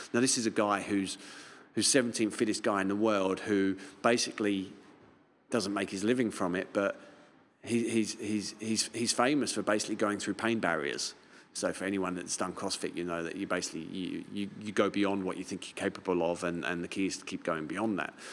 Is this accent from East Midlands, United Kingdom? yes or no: no; London, United Kingdom; now in Auckland, New Zealand; I'm from London